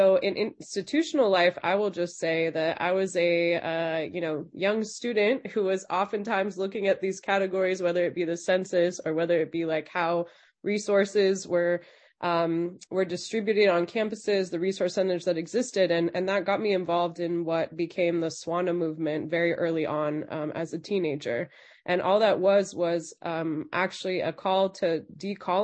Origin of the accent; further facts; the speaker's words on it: Los Angeles, California, United States; I grew up in Los Angeles